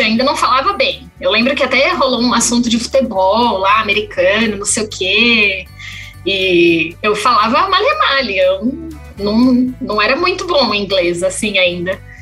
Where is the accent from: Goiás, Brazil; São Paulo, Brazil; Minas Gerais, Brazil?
São Paulo, Brazil; São Pedro; moved away as an adult; also born or lived in Botucatu; now in Oklahoma, United States; eu sou de São Paulo, né? Eu nasci em São Paulo. Quando era criança, é, minha família mudou para o interior, então hoje em dia todo mundo vive numa cidade chamada São Pedro, interiorzinho ali de São Paulo